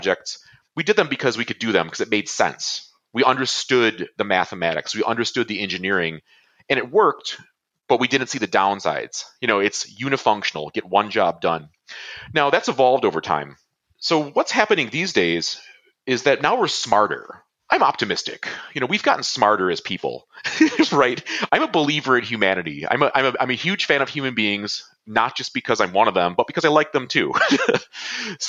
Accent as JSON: {"language": "English", "town": "Buffalo", "region": "New York", "country": "United States", "tie": "born or raised there", "said": "my hometown, from Buffalo"}